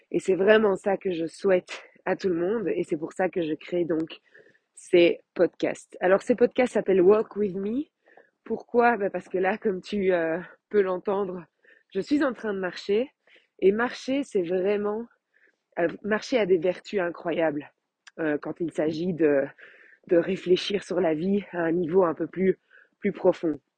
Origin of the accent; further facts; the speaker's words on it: Belgium; Je suis belge.